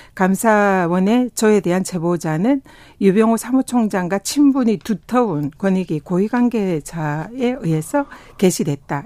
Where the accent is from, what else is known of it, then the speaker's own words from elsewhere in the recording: South Korea; also born or lived in Tongyeong / Busan; 저는 뭐 통영과 부산에서 태어나고 자라서 바다의 딸이다.